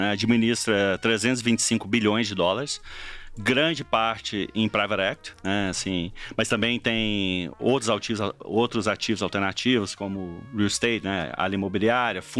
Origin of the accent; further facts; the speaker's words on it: Goiânia, Goiás, Brazil; moved away; also born or lived in Brasília; Eu sou de Goiânia, né? Nasci em Goiânia, mas formei em Brasília, na UNB.